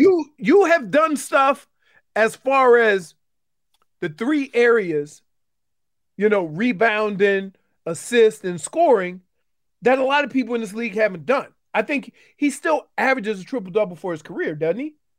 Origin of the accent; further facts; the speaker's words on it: New Orleans, Louisiana, United States; I'm from New Orleans. I'm from the Night Ward